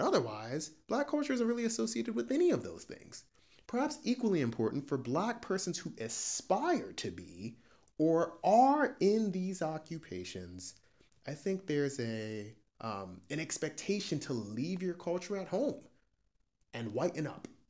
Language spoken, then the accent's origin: English; United States; I'm a Nigerian American P H D student.